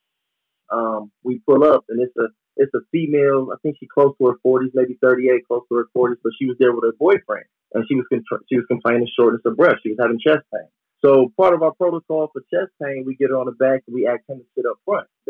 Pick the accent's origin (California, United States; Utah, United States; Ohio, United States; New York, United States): Ohio, United States; Cleveland; I'm from Cleveland